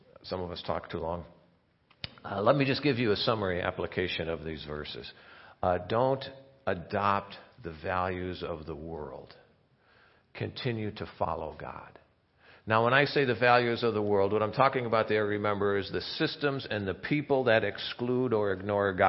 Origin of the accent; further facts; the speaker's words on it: Chicago, Illinois, United States; moved away; growing up in Chicago